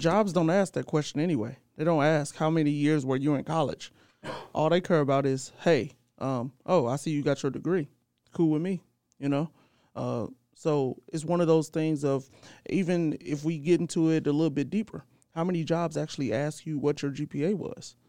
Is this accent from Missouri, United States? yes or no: yes; St. Louis, Missouri, United States; I'm from Saint Louis, too